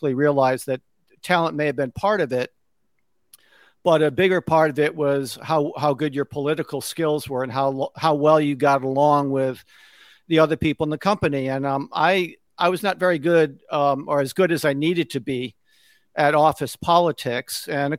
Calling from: Connecticut, United States; So I'm just outside of New York City in Connecticut. I'm about an hour outside of New York City.

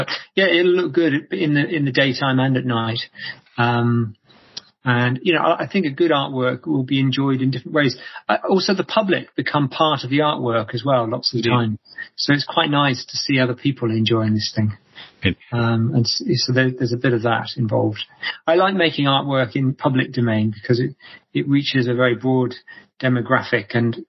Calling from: Bristol, South West England, United Kingdom; I'm in Bristol at the moment, in England, yeah.

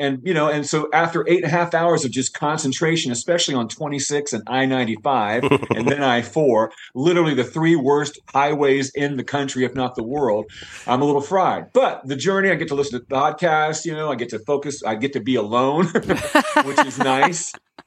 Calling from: Hendersonville, North Carolina, United States; I am between Hendersonville, North Carolina, and Mills River, North Carolina.

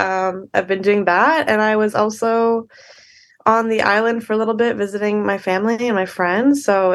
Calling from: Vancouver, British Columbia, Canada; I am at my place in Vancouver. I'm just sitting literally on my bedroom floor.

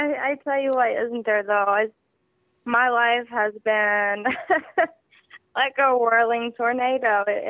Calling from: Georgia, United States; I'm actually calling from Georgia.

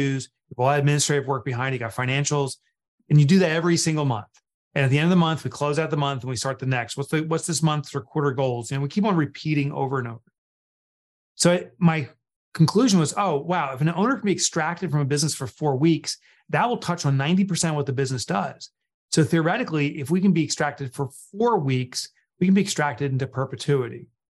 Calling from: Northern New Jersey, United States; I'm calling in from New Jersey, Northern New Jersey.

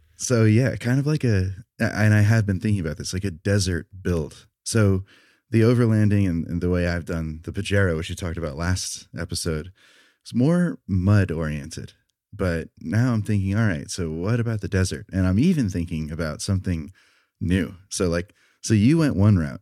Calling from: Salt Lake City, Utah, United States; I'm calling in from Salt Lake City, Utah, just southwest

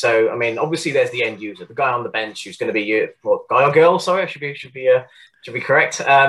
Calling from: South West England, United Kingdom; I live in the southwest of the UK, just kind of southwest of Bristol, anyway, just near Weston-super-Mare, for those who might know, down in Somerset.

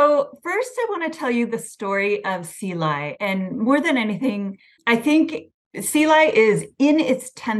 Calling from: Oakland, California, United States; I'm calling in from Oakland.

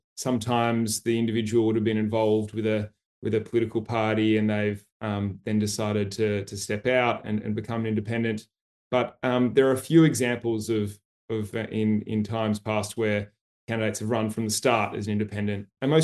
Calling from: Sydney, New South Wales, Australia; So I'm calling in from Sydney, Gadigal land in Australia.

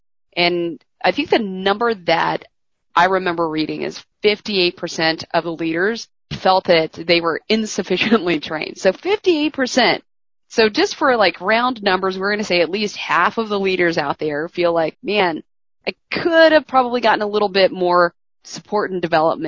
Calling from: Houston, Texas, United States; I am calling in from Houston.

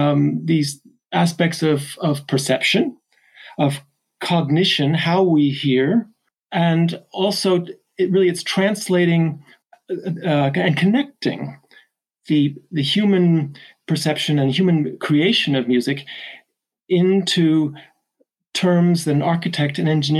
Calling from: Chester, North West England, United Kingdom; I'm calling from Chester in the north of England today.

